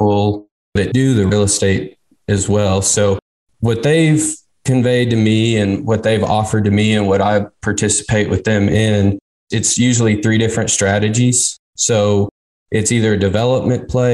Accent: Texas, United States; I'm from Texas. Always grew up around people in the business.

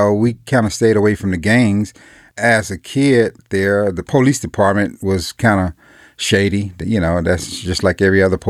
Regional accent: Little Rock, Arkansas, United States; moved away; also born or lived in California; I came from the country. I was from Little Rock, Arkansas

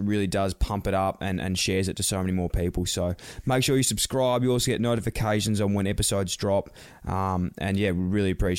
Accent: Australia; And I never actually realised how many people I'm from Australia loved NFL.

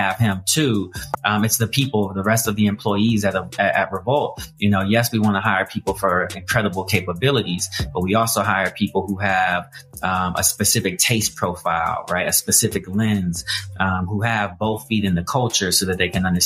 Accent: Colorado, United States; I grew up in Colorado, single parent household

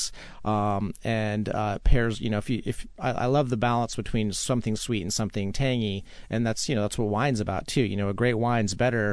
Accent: Utah, United States; I grew up, I grew up in Utah

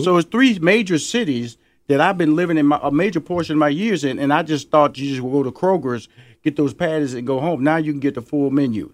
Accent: Houston, Texas, United States; now in Atlanta, United States; Houston, Texas, my hometown

